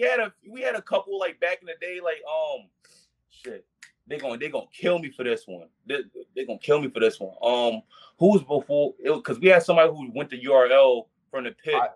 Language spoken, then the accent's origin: English; Baltimore, Maryland, United States; also born or lived in Petersburg, Virginia; raised here in Baltimore